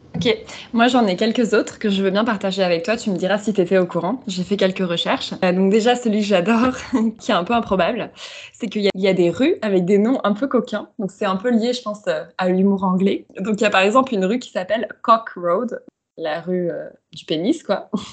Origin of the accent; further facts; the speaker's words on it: France; moved away; also born or lived in Shanghai; en tant que Française